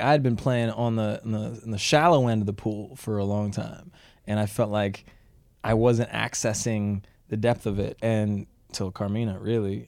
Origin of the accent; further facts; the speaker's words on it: Canada; when I was growing up in Canada